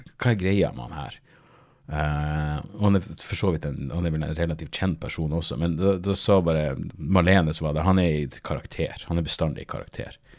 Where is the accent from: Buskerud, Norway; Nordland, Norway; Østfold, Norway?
Nordland, Norway; Narvik; jeg er fra Narvik